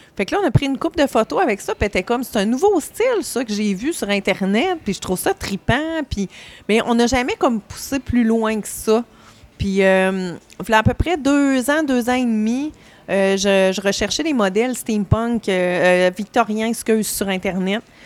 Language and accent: French; Saint-Georges, Quebec, Canada; je viens de Saint-Georges-de-Beauce